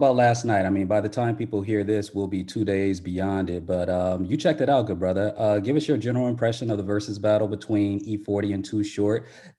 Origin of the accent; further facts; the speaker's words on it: Southern California, United States; I'm from Southern Cal